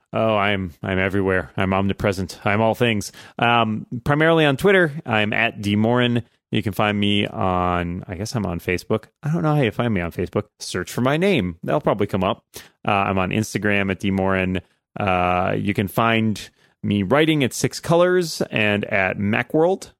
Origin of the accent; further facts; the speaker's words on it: just outside of Boston, Massachusetts, United States; my hometown, just outside of Boston